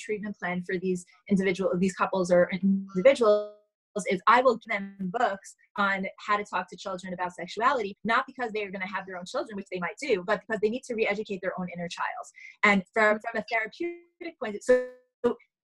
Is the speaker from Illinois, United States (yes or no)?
no; New York City, New York, United States; I grew up in Manhattan